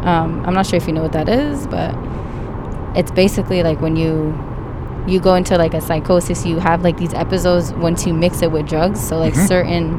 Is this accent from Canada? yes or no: yes; Canada; because I'm Canadian.